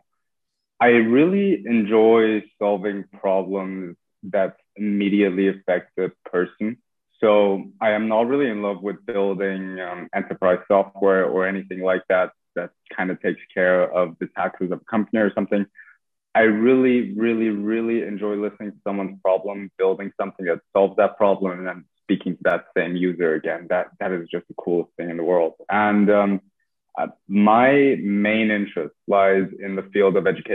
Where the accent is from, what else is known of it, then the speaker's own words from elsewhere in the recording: Iran; moved away as an adult; now in London, United Kingdom; I'm from Iran. I lived there my entire life